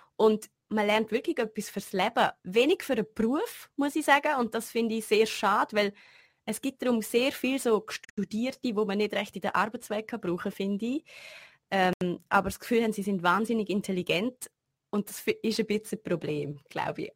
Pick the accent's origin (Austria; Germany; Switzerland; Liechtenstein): Liechtenstein; als Liechtensteiner in der Schweiz zu studieren